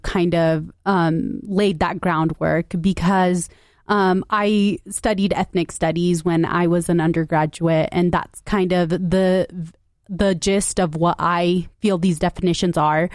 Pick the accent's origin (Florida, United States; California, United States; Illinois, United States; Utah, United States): Utah, United States; Salt Lake City; I grew up in Salt Lake as well